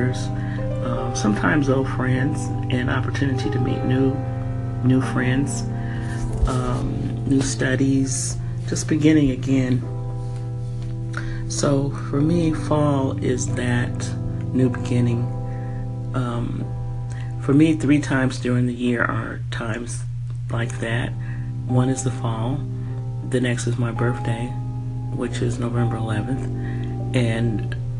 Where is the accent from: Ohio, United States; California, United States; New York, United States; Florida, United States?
California, United States; San Francisco; moved away as an adult; also born or lived in San Jose, California / Washington State / Denver, Colorado / Bay Area; I'm from California, Northern California. I was brought up in San Francisco and San Jose